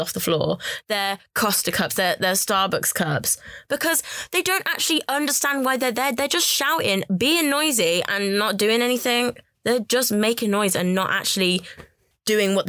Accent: Birmingham, West Midlands, United Kingdom; I was from Birmingham

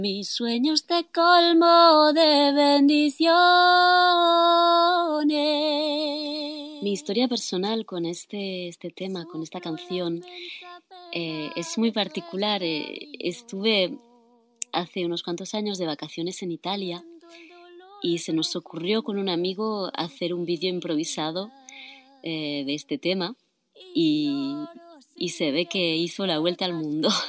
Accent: Barcelona, Catalonia, Spain; first language Spanish and Catalan; moved away as an adult; now in France; soy catalana, nacida en Barcelona donde viví hasta los 23 años y luego me, fui a Francia, donde estoy viviendo desde el 2005

